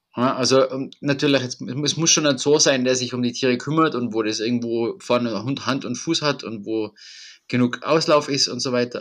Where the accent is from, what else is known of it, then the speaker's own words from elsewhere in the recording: Tyrol, Austria; bei uns in Tirol